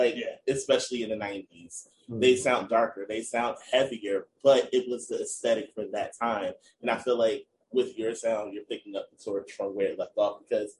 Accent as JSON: {"language": "English", "region": "tri-state area", "country": "United States", "tie": "born or raised there", "said": "I grew up in the Tri-State area"}